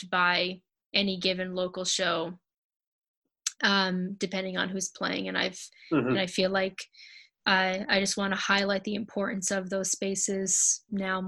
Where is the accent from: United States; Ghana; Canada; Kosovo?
United States; Providence, Rhode Island; also born or lived in Matunuck, Rhode Island; Providence definitely has my heart, born and raised, never really fully left